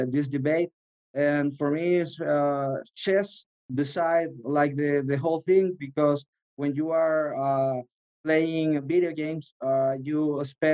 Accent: Chile; also born or lived in Los Angeles; in Chile, because it's my hometown

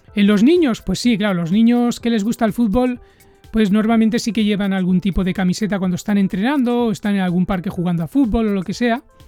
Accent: Barcelona, Catalonia, Spain; moved away as an adult; now in Japan; yo les digo que soy de Barcelona

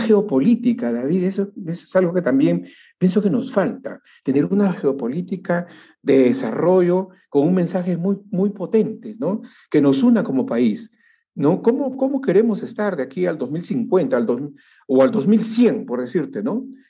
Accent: Peru

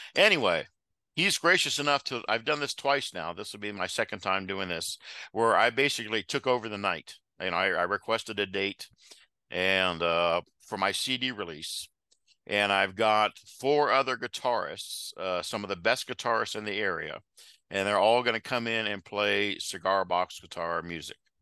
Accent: Xenia, Ohio, United States; also born or lived in Germany; I grew up in Xenia, graduated in '82 uh, from Xenia High School.

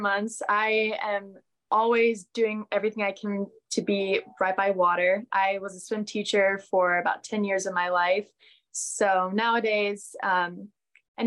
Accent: Boise, Idaho, United States; growing up in Idaho

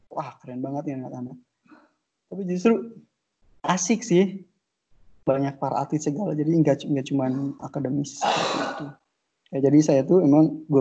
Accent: Pandeglang, Banten, Indonesia; Oke, jadi oke, jadi saya itu lahir di lahir dan dibesarkan di Paneglang Banten.

